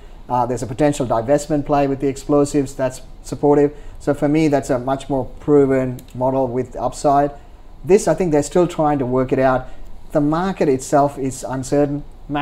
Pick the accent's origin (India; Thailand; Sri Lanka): Sri Lanka; moved away; I'm from Sri Lanka